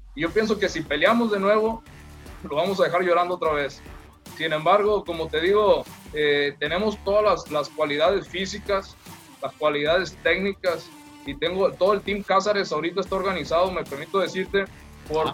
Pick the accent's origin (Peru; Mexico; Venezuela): Mexico; Culiacán, Sinaloa; yo soy de acá de Culiacán, acá eh, eh, vivo, aquí es mi familia